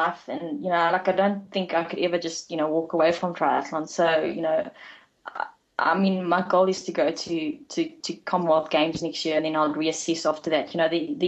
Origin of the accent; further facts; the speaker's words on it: Bloemfontein, Free State, South Africa; growing up here, going to UNICE throughout, you know, from grade one to, you know, all the way through to matric